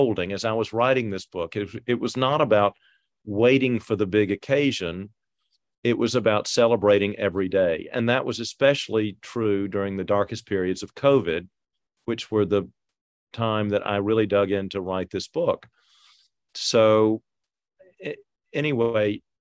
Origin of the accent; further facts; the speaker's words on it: Atlanta, Georgia, United States; also born or lived in France; we grew up in Atlanta, but we spent as much time in France as we did in Atlanta. So I like to say that I grew up, you know, in both places